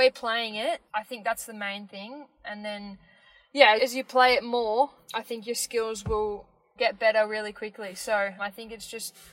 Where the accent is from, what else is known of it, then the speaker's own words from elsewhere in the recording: Melbourne, Victoria, Australia; I am eight years old and I am from Melbourne.